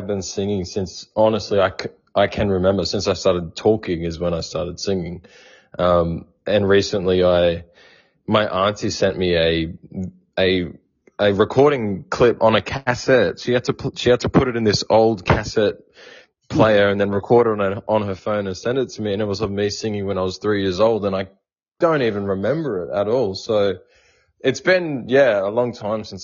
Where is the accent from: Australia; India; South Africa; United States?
Australia; Indigenous Australian, Victoria